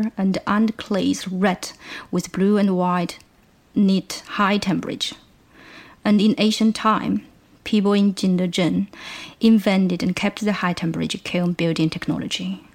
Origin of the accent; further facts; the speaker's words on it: China; now in Lancaster, United Kingdom; I'm originally from China, and I'm currently doing a PhD at Lancaster University